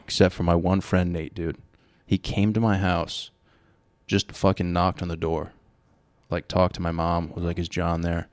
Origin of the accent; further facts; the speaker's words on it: Rhode Island, United States; we are from Rhode Island.